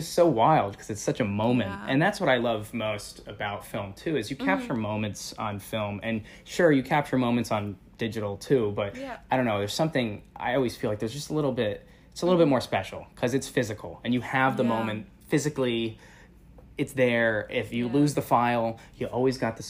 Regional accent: Northeast tri-state area, United States; born and raised in the Northeast tri-state area.

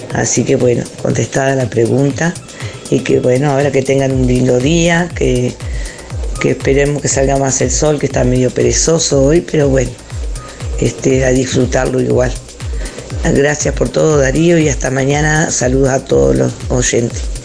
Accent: Uruguay; todos somos uruguayos

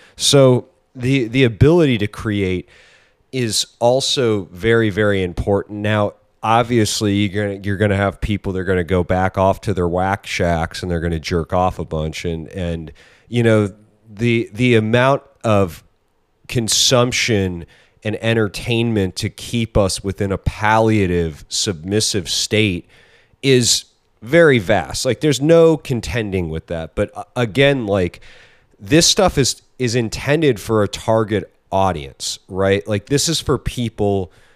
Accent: United States; I'm American

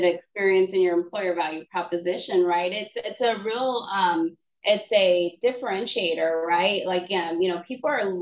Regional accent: Los Angeles, California, United States; moved away as an adult; now in Dallas, United States; I'm originally from Southern California, the Los Angeles area. But I've been living in Dallas for about 18 years now

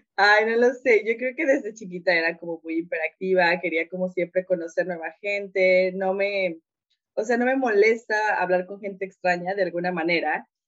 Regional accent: Oaxaca, Mexico; moved away as an adult; also born or lived in Veracruz / Serbia / Hungary / China; yo nací en Oaxaca, mi familia es muy unida

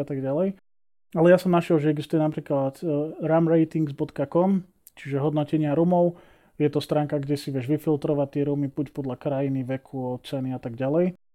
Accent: Slovakia; sme Slováci

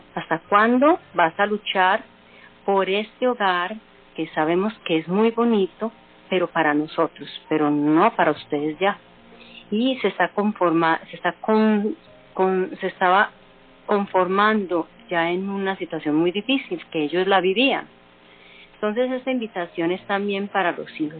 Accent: Colombia; las mujeres que somos colombianas

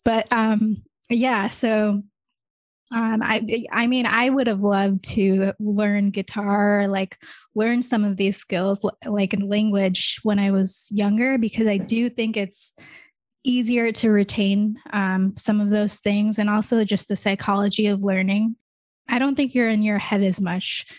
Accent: United States; also born or lived in Michigan; I don't really have, like, an Indian accent 'cause I grew up in America

